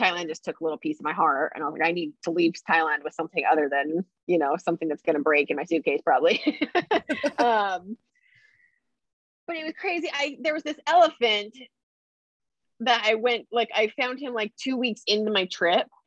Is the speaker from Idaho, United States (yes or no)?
yes; Idaho, United States; I'm from Idaho. So like I grew up like camping and four wheeling and like hiking, being in the mountains